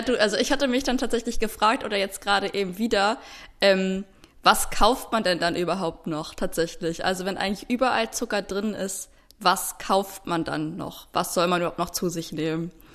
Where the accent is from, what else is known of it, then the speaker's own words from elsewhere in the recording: Potsdam, Brandenburg, Germany; Ich wurde äh, in Potsdam geboren, 1995